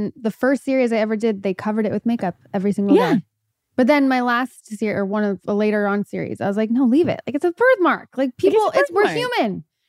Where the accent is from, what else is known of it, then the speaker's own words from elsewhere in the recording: Los Angeles, California, United States; In LA, in the Valley.